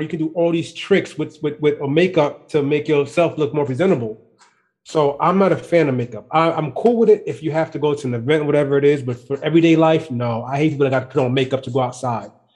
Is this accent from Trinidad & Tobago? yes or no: yes; Trinidad & Tobago; I'm Trinidadian.